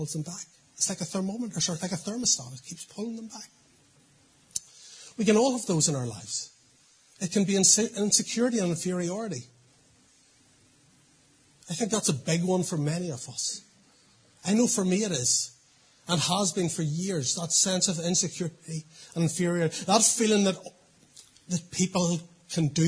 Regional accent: Portadown, Northern Ireland, United Kingdom; I grew up in Portadown.

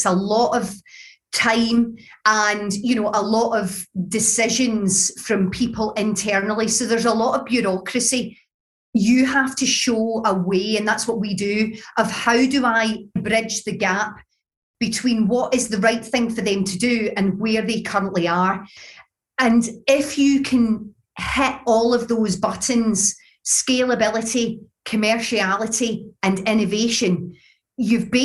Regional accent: Glasgow, Scotland, United Kingdom; accent: Glaswegian; my Glaswegian accent

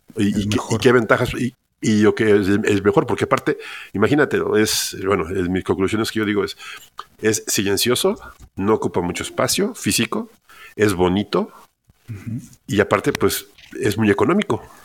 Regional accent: Mexico City, Mexico; yo soy originario de Ciudad de México

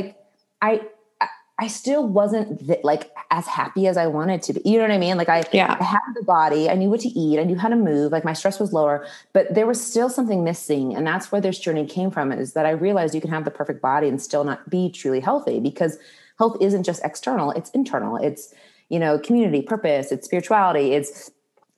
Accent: Indianapolis, Indiana, United States; moved away as an adult; also born or lived in Washington, District of Columbia, United States; I moved back to my hometown of Indianapolis

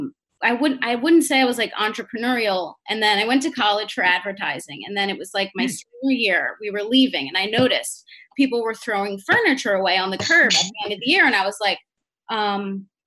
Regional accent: Jersey Shore, New Jersey, United States; I'm from the Jersey Shore

